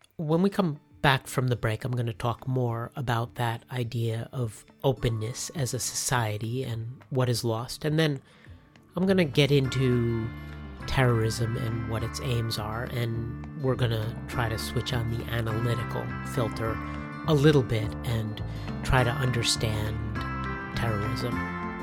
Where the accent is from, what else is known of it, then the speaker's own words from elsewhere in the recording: United States; moved away as an adult; also born or lived in Cochabamba, Bolivia; back to the US to mark that moment when I was headed back to my home country